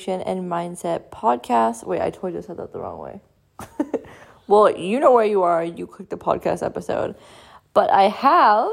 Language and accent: English; Canada; accent: Canadian; I am from Canada, so that's why we sound different